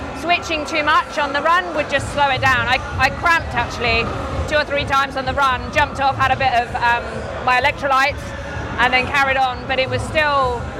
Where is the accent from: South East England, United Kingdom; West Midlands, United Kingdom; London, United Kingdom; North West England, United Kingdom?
South East England, United Kingdom; Surrey; I'm from Surrey.